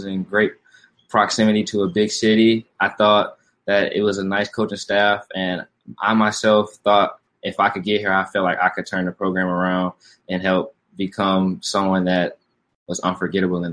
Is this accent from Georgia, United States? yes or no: yes; Atlanta, Georgia, United States; moved away as an adult; now in Houston, United States; I am from Atlanta, Georgia, born and raised